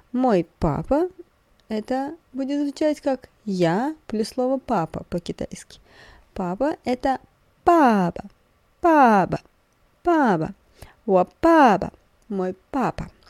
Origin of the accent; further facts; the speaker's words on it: Russia; я из России